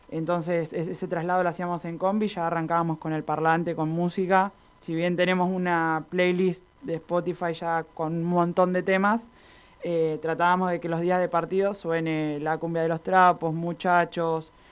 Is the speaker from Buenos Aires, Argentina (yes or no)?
yes; Buenos Aires, Argentina; nosotras que somos de Buenos Aires